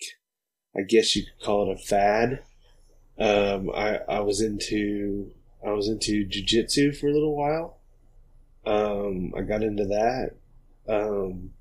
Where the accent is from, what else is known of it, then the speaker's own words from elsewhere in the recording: Oklahoma, United States; also born or lived in South Carolina; we're from Oklahoma, me and Preston both. I grew up here.